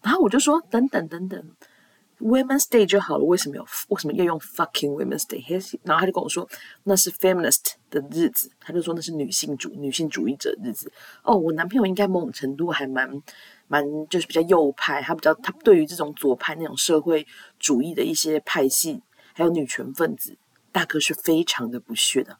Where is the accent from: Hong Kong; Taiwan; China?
Taiwan; 我们台湾人